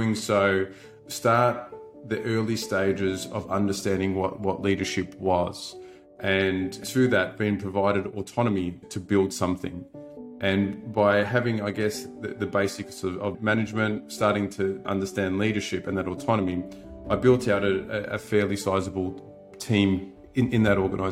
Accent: Melbourne, Victoria, Australia; I was brought up in Melbourne in the western suburbs to a blue collar

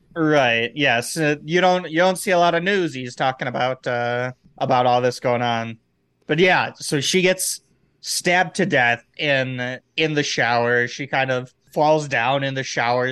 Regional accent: Midwest, United States; born or raised there

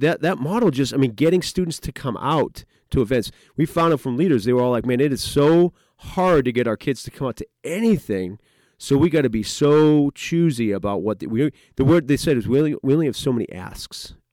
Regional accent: New England, United States; moved away as an adult; now in Pennsylvania, United States; I grew up in New England, uh, went to Grove City College, so moved down here

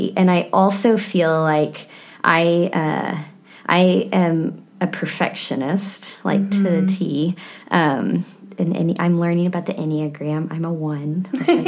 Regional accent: Texas Hill Country, United States; I grew up in the Hill Country, about an hour from San Antonio

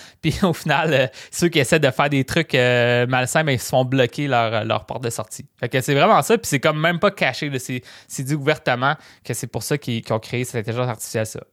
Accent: Rimouski, Quebec, Canada; also born or lived in Matane; j'ai testé ma ville natale puis euh, moi, en fait, je viens de Rimouski

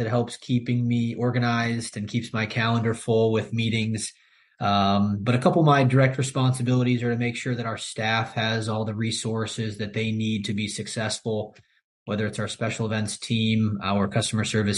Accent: Valparaiso, Indiana, United States; also born or lived in Chicago; to live and to work here back in my hometown

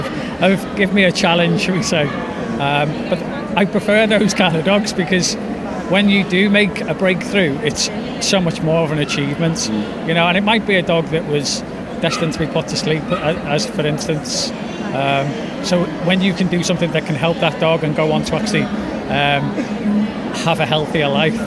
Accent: the Wirral, North West England, United Kingdom; I'm from the Wirral

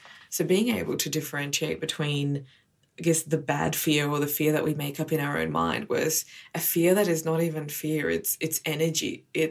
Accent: Israel; born there; So I was born in Israel.

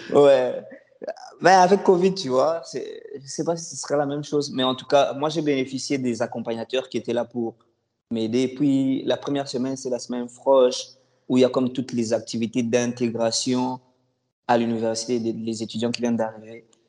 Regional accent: Kinshasa, DR Congo; moved away as an adult; now in Canada; Je suis d'origine congolaise, République démocratique du Congo

